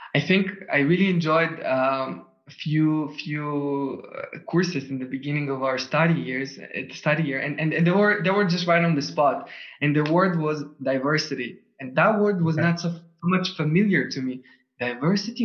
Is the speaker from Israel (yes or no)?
yes; Tel Aviv, Tel Aviv District, Israel; first language Russian, Hebrew; English is a second language; moved away as an adult; also born or lived in Switzerland; now in Vienna, Austria; I was born in Tel Aviv. I was wow. born up and raised over there.